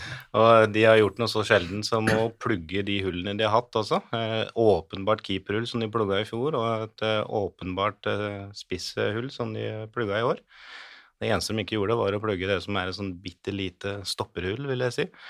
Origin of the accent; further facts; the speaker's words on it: Hamar, Innlandet, Norway; Jeg er jo fra Hamar